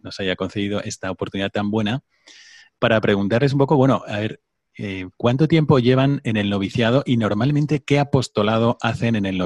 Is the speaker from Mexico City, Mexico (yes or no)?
yes; Mexico City, Mexico; Yo soy de México, de la Ciudad de México.